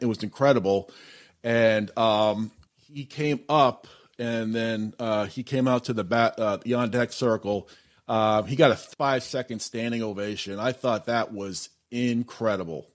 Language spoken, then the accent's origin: English; Massachusetts, United States; I grew up in the Massachusetts area, so I would go see the Red Sox play in the in the 80s.